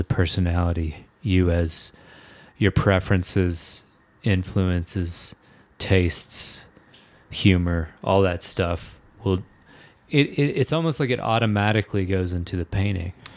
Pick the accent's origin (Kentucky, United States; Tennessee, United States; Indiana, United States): Kentucky, United States; I'm from Kentucky and, like, people drive trucks there